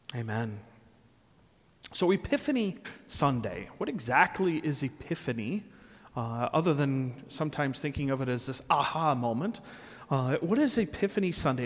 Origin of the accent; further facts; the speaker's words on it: Rockford, Illinois, United States; I was born and raised in Rockford, Illinois